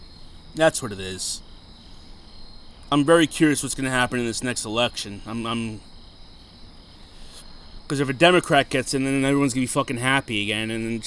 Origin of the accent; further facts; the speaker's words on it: United States; But at the end of the day, we're all American.